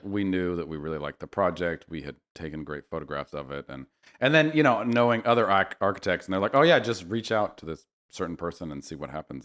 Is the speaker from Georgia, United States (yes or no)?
no; Berkeley, California, United States; moved away as an adult; also born or lived in New York City; now in Los Angeles, United States; I grew up in Berkeley